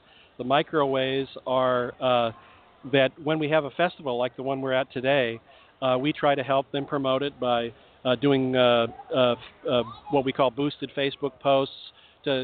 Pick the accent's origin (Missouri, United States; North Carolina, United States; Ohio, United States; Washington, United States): Washington, United States; now in Texas, United States; I'm a Yankee. I came from Washington State, so a lot of my Texas friends say I'm a wimp